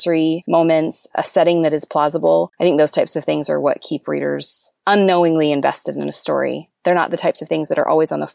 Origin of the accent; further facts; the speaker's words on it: Stirling, Alberta, Canada; I'm from a village in Canada called Sterling, Alberta, with a population of fewer than 1,000 people.